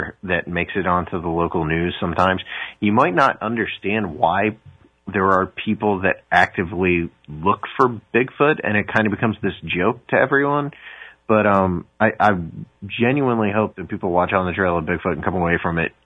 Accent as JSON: {"language": "English", "region": "Ohio", "country": "United States", "tie": "born or raised there", "said": "I'm from Ohio"}